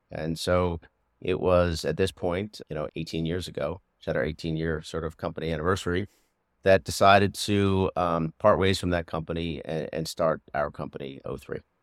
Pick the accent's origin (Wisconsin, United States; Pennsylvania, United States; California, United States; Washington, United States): Pennsylvania, United States; Doylestown; moved away as an adult; also born or lived in Maryland / Los Angeles; I grew up in the suburbs of Philadelphia, in Bucks County, in Doylestown